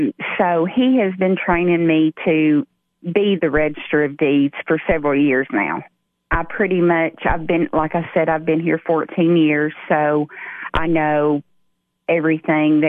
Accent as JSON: {"language": "English", "area": "Putnam County", "region": "Tennessee", "country": "United States", "tie": "born or raised there", "said": "I was born and raised in Putnam County"}